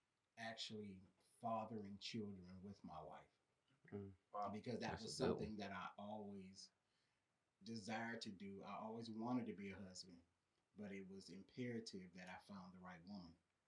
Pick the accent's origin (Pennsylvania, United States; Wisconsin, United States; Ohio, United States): Ohio, United States; now in Powder Springs, United States; I'm a transplant from Ohio. My wife and I moved here 8 years ago with our three daughters, and we're currently living in Powder Springs, Georgia